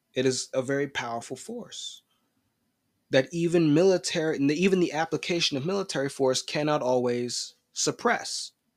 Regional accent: United States

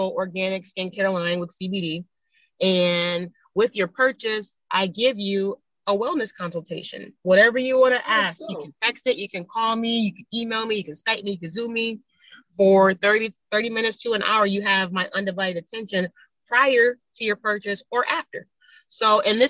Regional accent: Buffalo, New York, United States; moved away as an adult; now in Los Angeles, United States; I grew up in Buffalo, New York in the 90s

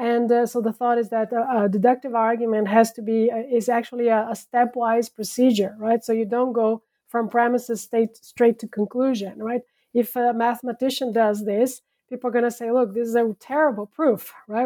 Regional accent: São Paulo, Brazil; moved away as an adult; also born or lived in France; now in Netherlands; I was born and raised in Brazil

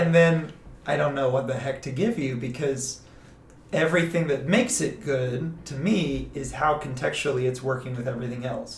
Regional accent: Atlanta, Georgia, United States; moved away; also born or lived in Austin, Texas / Plano, Texas; I'm originally from Atlanta, Georgia. We moved to Austin about nine, ten years ago

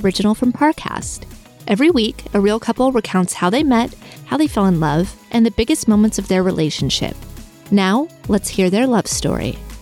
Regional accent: Tupelo, Mississippi, United States; I'm from Tupelo, Mississippi

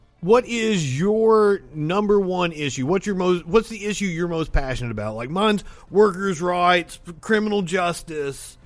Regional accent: Eastern Kentucky, United States; I'm from Eastern Kentucky. I'm from a very poor family.

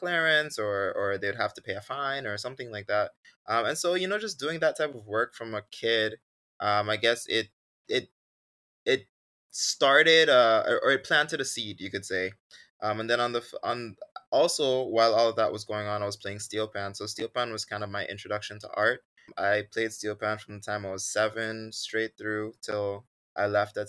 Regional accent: Sint Maarten; when I was growing up on Sint Maarten

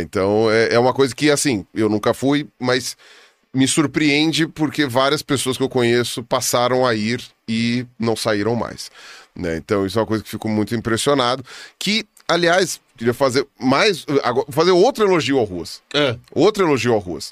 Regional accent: São Paulo, Brazil; Eu sou de São Paulo

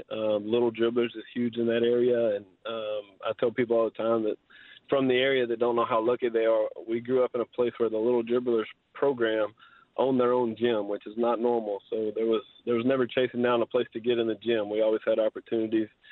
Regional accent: Southeast Texas, United States; I grew up in Southeast Texas. I went to Hardin Jefferson High School um, up through my junior year.

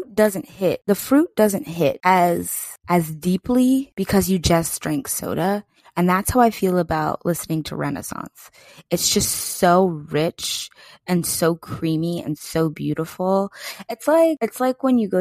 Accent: Pennsylvania, United States; PA is where I grew up

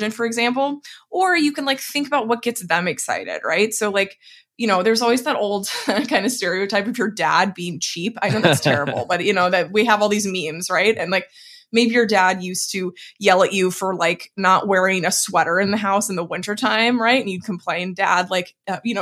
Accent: Dallas, Texas, United States; now in West Coast, United States; I'm originally from Dallas, Texas

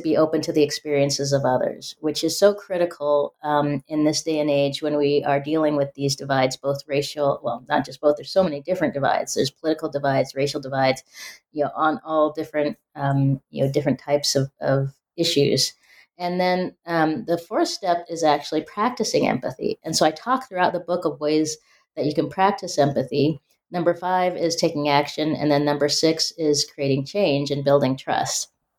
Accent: Spokane, Washington, United States; growing up in Spokane, Washington, you know, being a first generation college goer

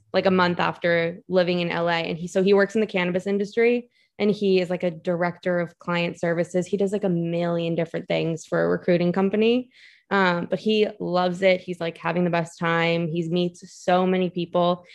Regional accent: Massachusetts, United States; moved away as an adult; also born or lived in New York City; So I'm from Massachusetts and I went to college in New York City.

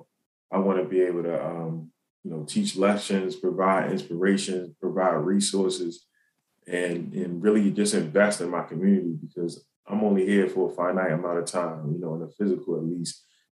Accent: Baltimore, Maryland, United States; Yeah, so I mean, Baltimore City is the stomping ground. It's you know, it taught me a lot, both in and out of the classroom.

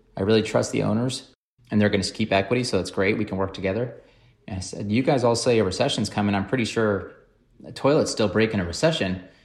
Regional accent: Washington, United States; also born or lived in Flint, Michigan; I was born in Flint, Michigan, We moved to the Washington State to the Northwest when I was two and a half

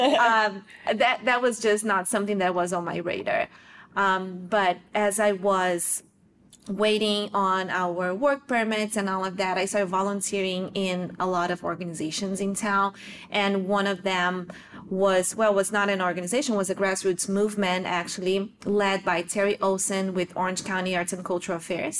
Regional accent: South Region, Brazil; moved away as an adult; I was born and raised in Brazil in the south of Brazil.

